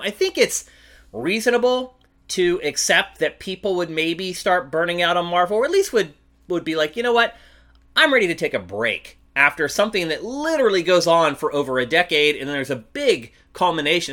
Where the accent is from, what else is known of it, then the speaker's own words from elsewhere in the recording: Philadelphia, Pennsylvania, United States; now in Los Angeles, United States; I'm from Philly